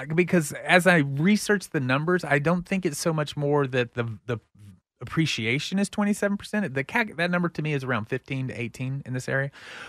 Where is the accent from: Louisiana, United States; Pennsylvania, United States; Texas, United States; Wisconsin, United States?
Texas, United States; Pflugerville; I'm from Pflugerville, so I can say Pflugerville.